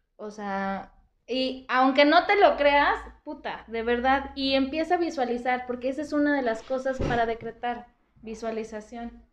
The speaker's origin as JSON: {"language": "Spanish", "town": "Irapuato", "region": "Guanajuato", "country": "Mexico", "said": "soy de Irapuato"}